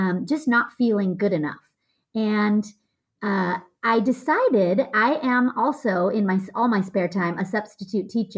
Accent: United States; I'm American

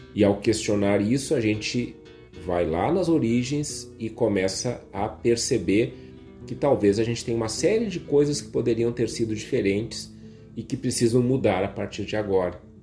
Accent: Viamão, Rio Grande do Sul, Brazil; Eu sou de Viamão

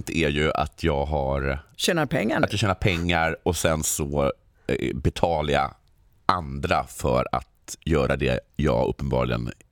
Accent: Stockholm, Stockholm County, Sweden; moved away as an adult; now in Malmö, Sweden; Jag är stockholmare, men jag bor i Malmö.

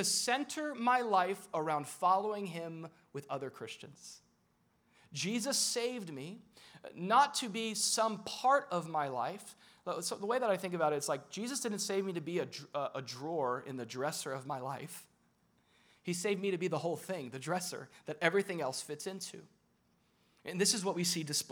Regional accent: Florida, United States; I'm from Florida

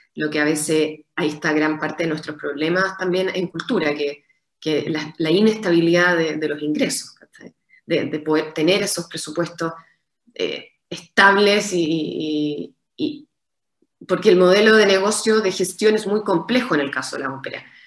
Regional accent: Chile; como chilenos

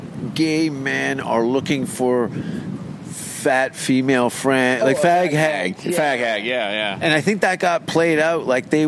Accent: Pittsburgh, Pennsylvania, United States; but plus my hometown is like Pittsburgh.

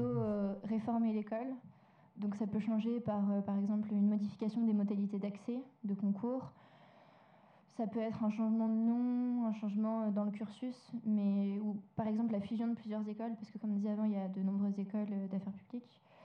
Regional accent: Lyon, Auvergne-Rhône-Alpes, France; moved away as an adult; also born or lived in Villeurbanne; je suis lyonnaise d'origine, enfin, je suis ville donc j'ai fait mon collège à Villeurbanne. Mmh. Et après, je suis allée à Lyon pour mon lycée

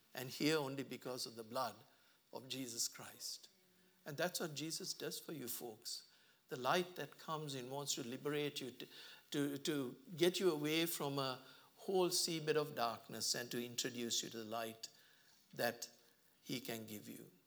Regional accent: Sri Lanka; now in Australia; I come from a country where, um, Sri Lanka, sorry, I came from a country, I should say, I'm now an Australian

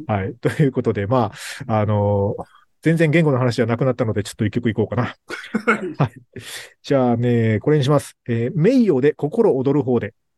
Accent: Kagoshima, Japan; moved away as an adult; also born or lived in Osaka; もう大阪もだから離れて鹿児島に帰ってきて十数年経ってるので

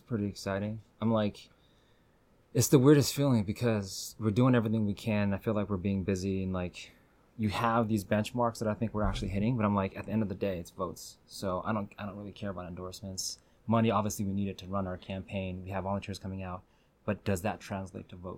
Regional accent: Burien, Washington, United States; also born or lived in White Center; now in Seattle, United States; So born in White Center, raised in Burien, and then live now in West Seattle with my family

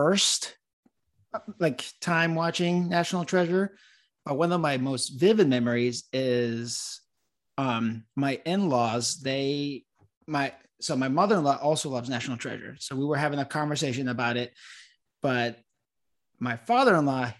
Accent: Florida, United States; I am also from Florida

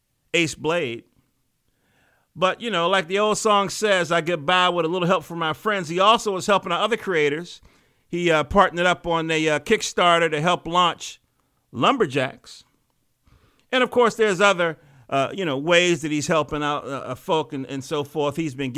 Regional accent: North Carolina, United States; accent: North Carolina; moved away; I moved up in from North Carolina in 70 something

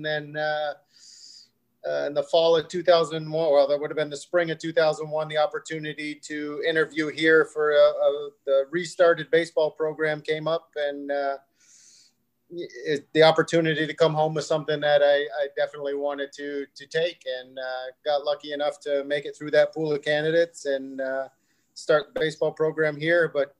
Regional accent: Peru, New York, United States; also born or lived in Stony Brook, New York / Illinois; So I'm from Peru. You know, I'm a native of the North Country.

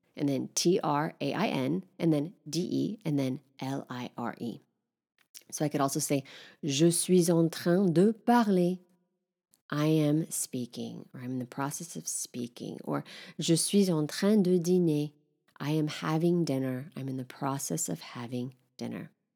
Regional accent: Northern California, United States; moved away as an adult; now in Paris, France; I'd say I'm from Northern California, but I live in Paris

